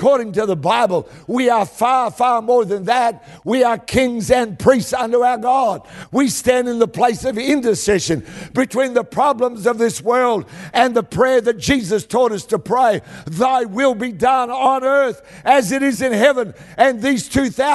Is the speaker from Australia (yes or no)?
yes; Tara, Queensland, Australia; now in Perth, Australia; I come from Tara, out in the west of Queensland.